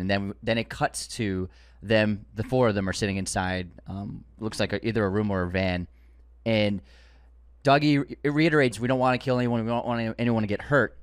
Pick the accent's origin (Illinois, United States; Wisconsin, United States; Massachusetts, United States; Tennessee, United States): Massachusetts, United States; Boston; growing up in the Boston area